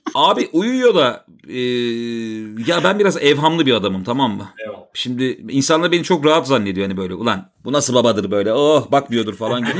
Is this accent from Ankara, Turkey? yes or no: no; Istanbul, Turkey; also born or lived in Bostancı, Istanbul; ben zaten Maltepe'de doğdum, büyüdüm